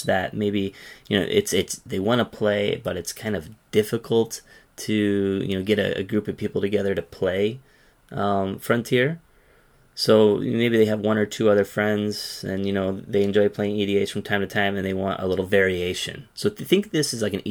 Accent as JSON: {"language": "English", "town": "Yokohama", "region": "Kanagawa", "country": "Japan", "moved": "yes", "lives_now": "Tokyo, Japan", "said": "I'm from Yokohama, living in Tokyo, living in the Tokyo area"}